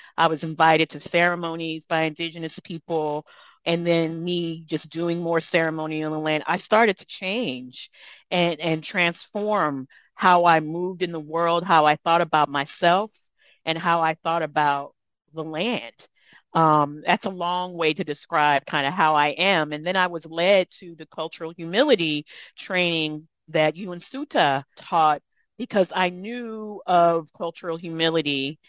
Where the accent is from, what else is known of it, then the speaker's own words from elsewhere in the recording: Texas, United States; I grew up in South Texas, and my ancestry is Black and Mexican.